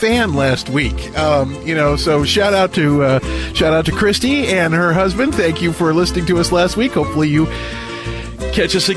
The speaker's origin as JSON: {"language": "English", "country": "United States", "said": "this American"}